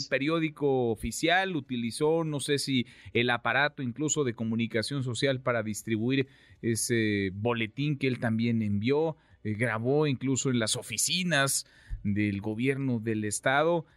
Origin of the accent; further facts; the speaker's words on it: Mexico; al que aspiramos los mexicanos